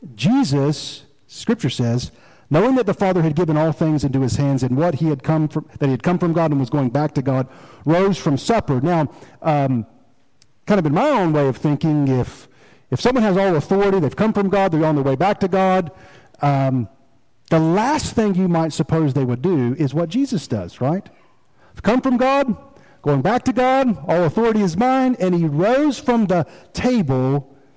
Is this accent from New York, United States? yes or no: no; Rocky Mount, North Carolina, United States; also born or lived in Fayetteville, North Carolina; Now, I consider Rocky Mount home